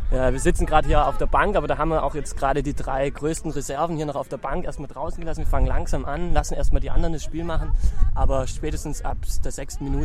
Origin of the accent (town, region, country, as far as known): Albania